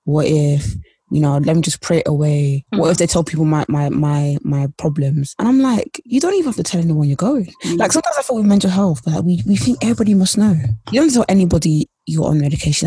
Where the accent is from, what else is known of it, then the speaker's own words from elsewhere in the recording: London, United Kingdom; also born or lived in Essex; i grew up in east london and I grew up in Essex in a place where it's like near East London.